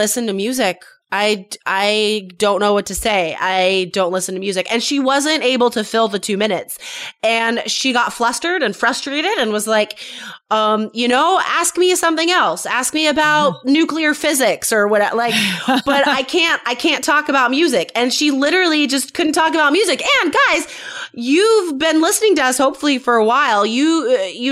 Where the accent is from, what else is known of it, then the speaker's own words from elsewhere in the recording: United States; I grew up near Lake Tahoe, so it was super snowy and icy all the time.